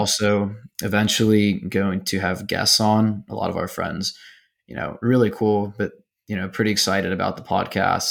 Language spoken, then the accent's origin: English; Houston, Texas, United States; I'm from Houston